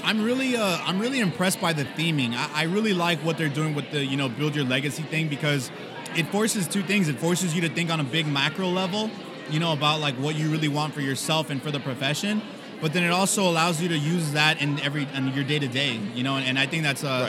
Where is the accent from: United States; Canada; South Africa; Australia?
United States; Miami, Florida; I'm from Miami